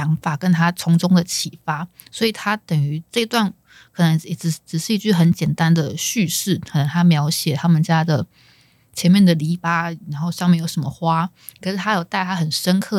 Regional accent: Taiwan; first language Chinese; also born or lived in South Korea; 我们是土生土长的台湾人

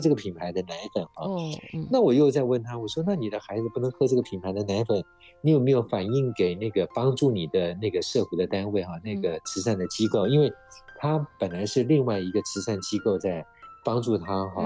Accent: Taiwan; 因为我们台湾人很有爱心啊

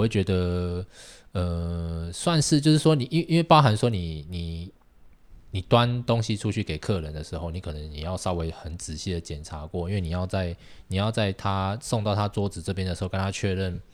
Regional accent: Tainan, Taiwan; moved away; 我是台南人

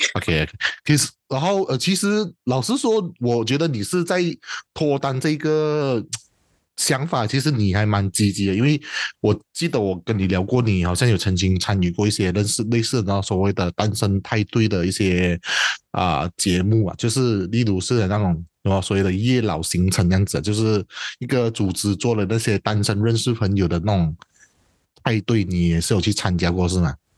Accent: Peninsular Malaysia, Malaysia; 我是西马人

